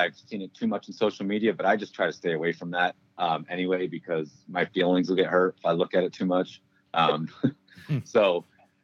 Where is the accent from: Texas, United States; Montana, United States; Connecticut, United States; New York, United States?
New York, United States; Saranac Lake; moved away as an adult; After about a decade away from my hometown, I moved back to Saranac Lake, 2001, as an English teacher